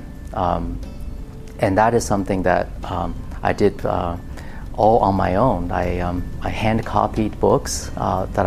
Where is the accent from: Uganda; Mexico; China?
China; moved away as an adult; also born or lived in Austin, Texas; now in United States; when I grew up in China